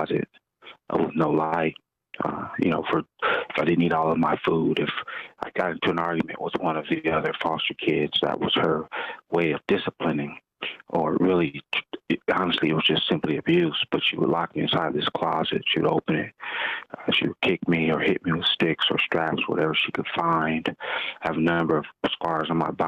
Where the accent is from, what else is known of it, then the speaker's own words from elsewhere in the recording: Los Angeles, California, United States; I was born and raised in South Central